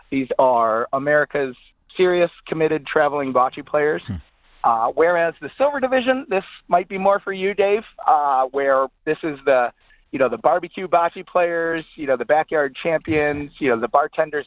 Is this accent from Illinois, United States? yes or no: yes; Chicago, Illinois, United States; I am from Chicago